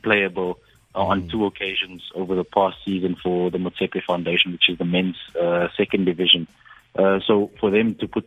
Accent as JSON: {"language": "English", "country": "South Africa", "said": "all of us as South African citizens"}